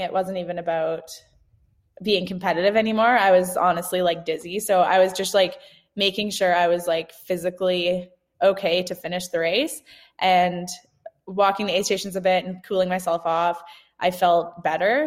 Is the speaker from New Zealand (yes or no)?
no; Canada; now in Bend, United States; growing up in Canada, I like winter